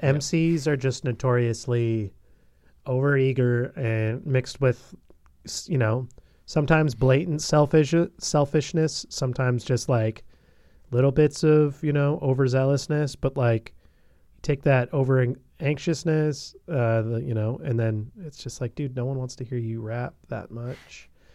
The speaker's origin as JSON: {"language": "English", "town": "Bellingham", "region": "Washington", "country": "United States", "tie": "born or raised there", "said": "in Bellingham, in my hometown"}